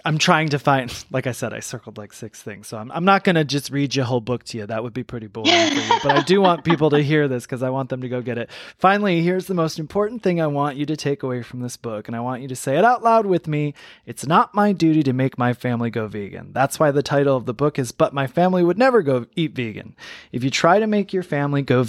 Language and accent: English; Michigan, United States; I was born in Michigan